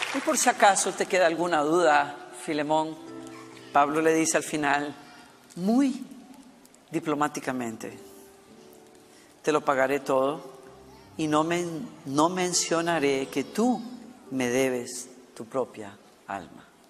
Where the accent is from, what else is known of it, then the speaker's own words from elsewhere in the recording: Costa Rica; moved away; de Costa Rica, donde estuvimos en mi país natal. Y llevé a mi hija por primera vez al pueblo donde yo crecí